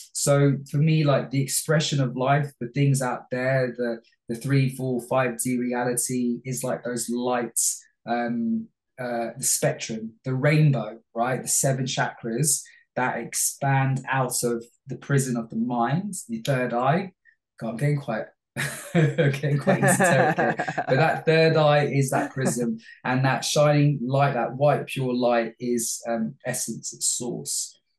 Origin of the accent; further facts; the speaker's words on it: Bangladesh; moved away; also born or lived in London, United Kingdom; I was born in London, in Hammersmith. {S4} Yeah. {S5} Lived in Olympia, which is in West London, for the first 2 years, and then moved to Bangladesh.